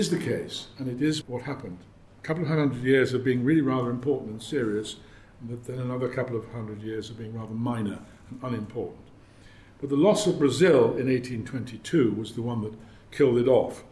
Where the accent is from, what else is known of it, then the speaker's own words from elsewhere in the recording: United Kingdom; being British